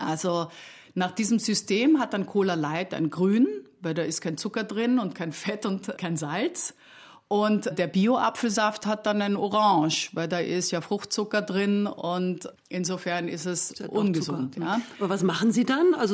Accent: Austria; Ja, erstens als Österreicherin liebt man Paprika

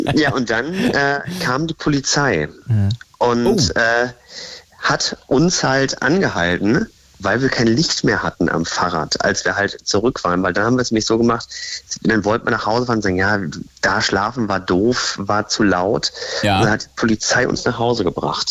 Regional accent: Lingen, Lower Saxony, Germany; da wo ich herkomme, gebürtig aus Lingen

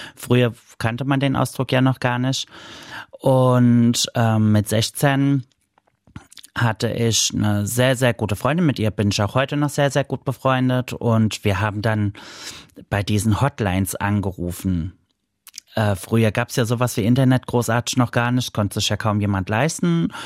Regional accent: Mainz, Rhineland-Palatinate, Germany; Ich komme aus Mainz

